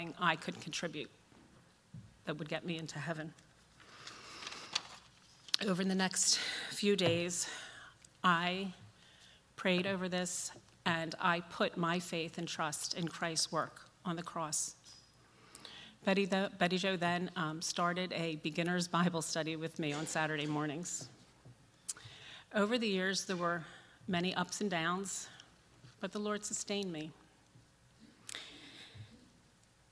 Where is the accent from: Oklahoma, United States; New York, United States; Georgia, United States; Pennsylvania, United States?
Pennsylvania, United States; Huntingdon Valley; I grew up in Huntington Valley, the middle child of seven.